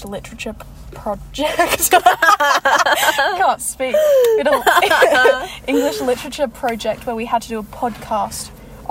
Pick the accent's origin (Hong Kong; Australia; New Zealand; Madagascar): Australia; Perth, Western Australia; Lived in Australia my whole life. Perth